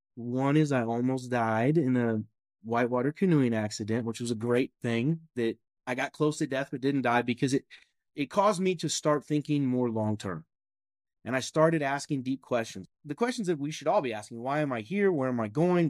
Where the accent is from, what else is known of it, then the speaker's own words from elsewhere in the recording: Kentucky, United States; I'm born and raised in Kentucky.